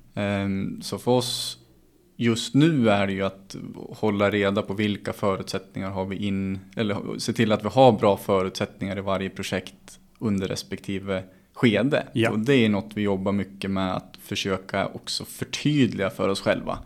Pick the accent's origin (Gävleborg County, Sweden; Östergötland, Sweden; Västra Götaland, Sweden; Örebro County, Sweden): Gävleborg County, Sweden; Gävle; jag som Gävlebo